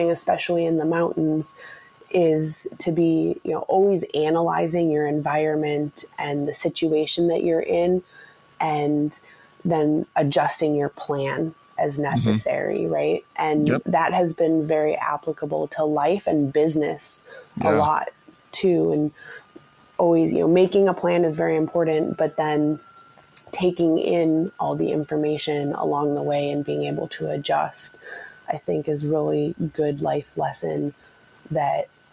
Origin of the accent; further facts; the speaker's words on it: Maple Grove, Minnesota, United States; also born or lived in Calgary, Canada / Canmore, Canada / Stillwater, Minnesota; I grew up in Maple Grove, which is just in the northwest suburbs of Minneapolis